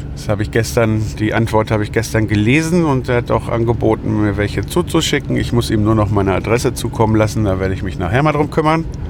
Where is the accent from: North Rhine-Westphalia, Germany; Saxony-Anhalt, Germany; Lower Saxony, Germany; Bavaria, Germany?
North Rhine-Westphalia, Germany; Lüdenscheid; meiner Geburtsstadt Lüdenscheid